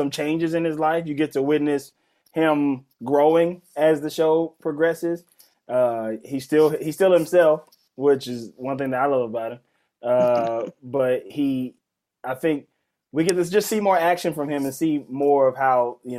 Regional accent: Mississippi, United States; I'm from Mississippi

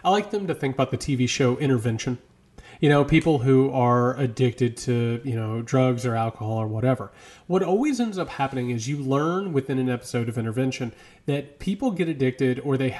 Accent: Midwest, United States; moved away; I'm from the Midwest.

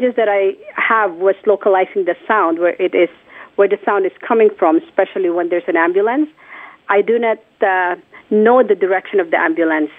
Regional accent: Philippines; born or raised there; moved away

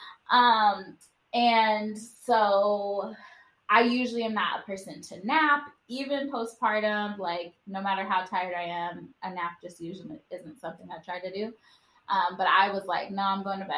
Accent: Wisconsin, United States; moved away; we're from Wisconsin and none of our, you know, immediate family lives here.

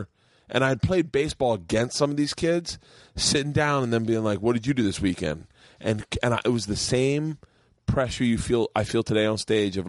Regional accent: Tampa, Florida, United States; Of Tampa.

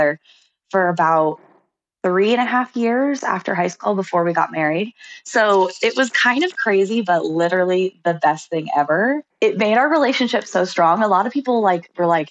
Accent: Utah, United States; I'm from Utah.

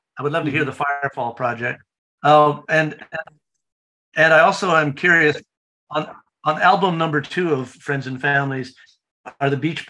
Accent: Toronto, Ontario, Canada; now in Indiana, United States; I'm a transplant. I'm Canadian. I'm from Toronto, which is how I ended up working with … But yeah, I'm in Indiana now.

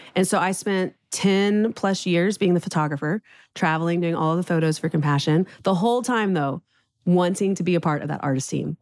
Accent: Houston, Texas, United States; moved away as an adult; now in Nashville, United States; born and raised in Houston

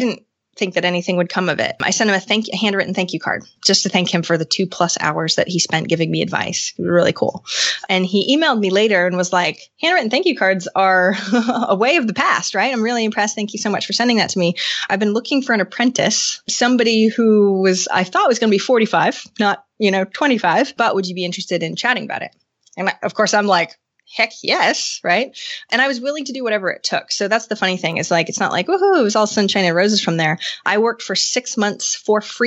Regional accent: Maine, United States; moved away as an adult; I'm from Maine, but I moved back to Maine from getting a degree in computers and working in tech.

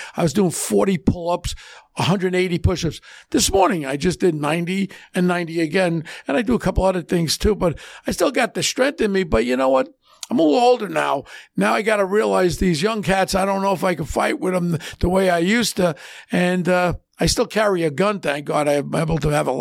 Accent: New York City, New York, United States; growing up in Ozone Park, I grew up with John Gotti

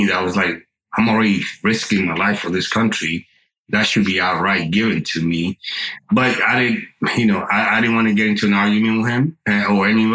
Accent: Dominican Republic; English is a second language; now in United States; I grew up in the Dominican Republic

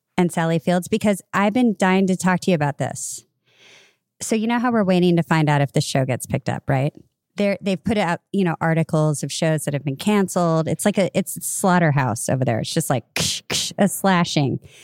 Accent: California, United States; I'm a girl from California

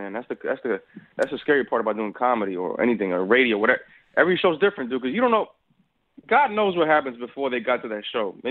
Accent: Dominican Republic; I'm from Dominican Republic, and the flavor is different. The seasoning is different. The Spanish is different.

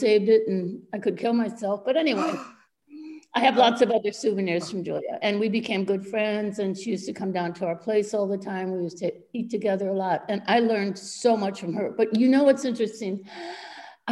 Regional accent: Milwaukee, Wisconsin, United States; moved away as an adult; also born or lived in New York; now in Paris, France; I grew up in Milwaukee, a very, you know, simple middle-class family.

